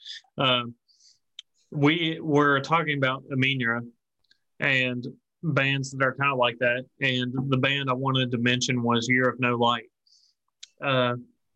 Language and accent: English; Appalachia, United States; we're from the Appalachia region, and we have our own cultural differences